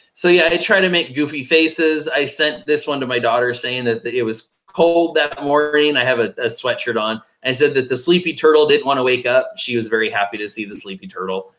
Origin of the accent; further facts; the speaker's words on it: base of Mount Rainier, Washington, United States; moved away; also born or lived in Flagstaff, Arizona / Texas; growing up in Washington State, the base of Mount Rainier